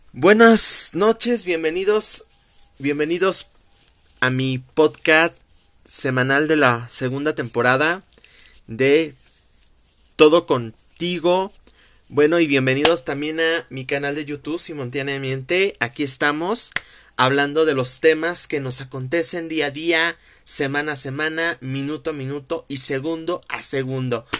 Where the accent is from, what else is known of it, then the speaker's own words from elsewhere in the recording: Mexico; como mexicanos, festejamos el Guadalupe Reyes